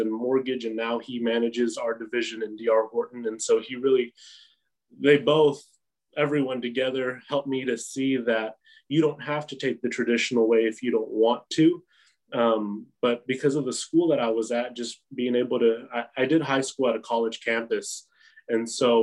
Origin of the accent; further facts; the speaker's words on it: Midland, Texas, United States; also born or lived in The Woodlands, Texas; I was raised here in Midland. I started kindergarten here in Midland